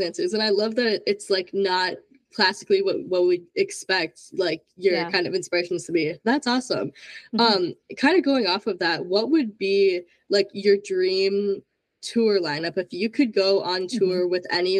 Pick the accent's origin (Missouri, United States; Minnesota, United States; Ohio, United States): Minnesota, United States; So I'm from Minnesota, so I'm like home of … everything.